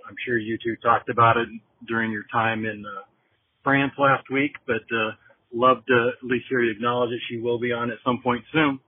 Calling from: Denver, Colorado, United States; This is …, and I'm calling you from Denver.

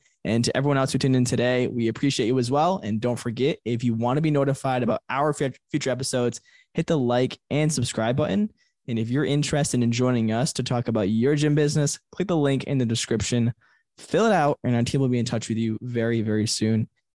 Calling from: Rockland, Maine, United States; No, I'm actually in Rockland, Maine.

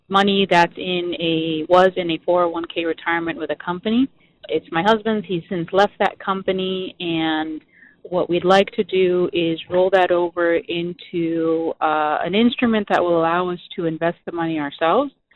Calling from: Coral Springs, Florida, United States; I'm calling from Coral Springs, Florida.

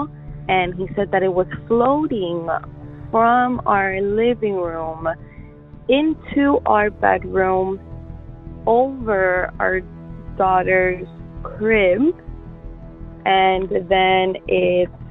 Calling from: Miami, Florida, United States; I'm calling from Miami, Florida.

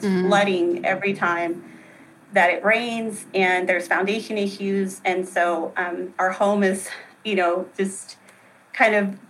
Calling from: Tyler, Texas, United States; Tyler, Texas.

